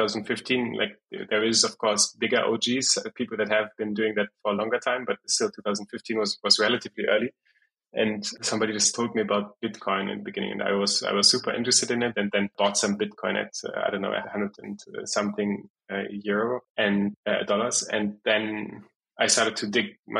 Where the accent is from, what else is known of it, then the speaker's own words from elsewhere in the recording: Frankfurt, Hesse, Germany; also born or lived in Brazil; I was born and raised in Frankfurt in Germany